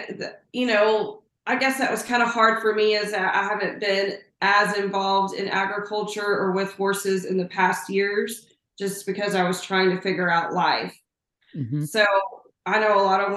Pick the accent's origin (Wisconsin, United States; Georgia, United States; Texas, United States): Texas, United States; Plainview; moved away as an adult; now in Lubbock, United States; I'm a small town girl. I am from Plainview, Texas, which is up in the panhandle.